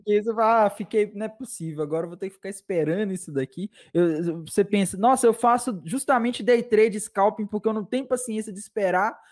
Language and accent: Portuguese; Minas Gerais, Brazil; Eu sou de Minas Gerais